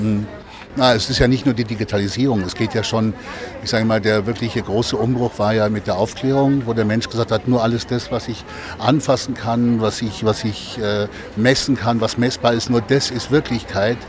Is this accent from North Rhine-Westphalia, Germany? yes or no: no; Oberstdorf, Bavaria, Germany; in meinem Heimatort Oberstdorf